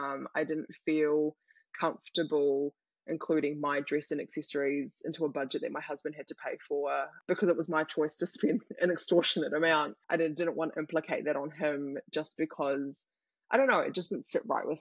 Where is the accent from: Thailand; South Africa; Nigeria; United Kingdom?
Thailand; now in New Zealand; I'm from Thailand